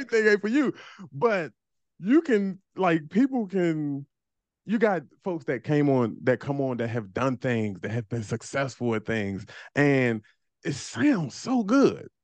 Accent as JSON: {"language": "English", "town": "Landover", "region": "Maryland", "country": "United States", "also_born_or_lived": "Baltimore", "moved": "as an adult", "said": "me and my wife from the same neighborhood down, it's Landover, P G County"}